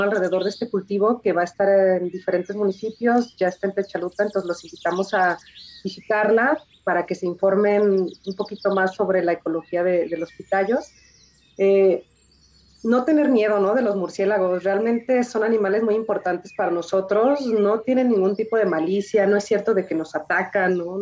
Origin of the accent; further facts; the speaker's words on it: Jalisco, Mexico; yo soy jalisciense